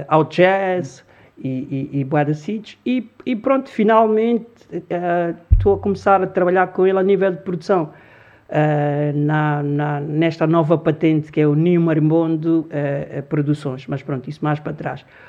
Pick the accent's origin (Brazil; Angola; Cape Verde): Angola; Luanda, Luanda Province; born or raised there; Portuguese is a second language; also born or lived in Congo; now in Lisbon, Portugal